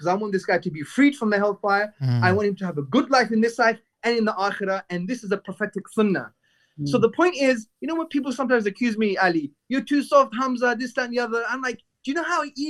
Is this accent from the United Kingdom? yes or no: yes; London, United Kingdom; I'm from Hackney, brought up in the 80s.